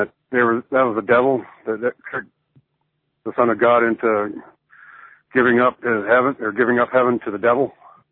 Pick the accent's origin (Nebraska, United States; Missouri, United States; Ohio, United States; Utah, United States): Utah, United States; Salt Lake City; also born or lived in California; I grew up here in Salt Lake, and I was exposed to this Mormonism shit. I moved to California for a while, and I came back.